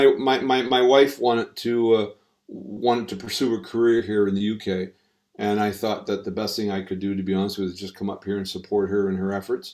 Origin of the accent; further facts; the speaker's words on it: Halifax, Nova Scotia, Canada; moved away as an adult; also born or lived in Barbados; now in United Kingdom; I was born in Halifax, Nova Scotia, which is on the eastern seaboard of Canada. I grew up there, lived there for about the first 35 years of my life.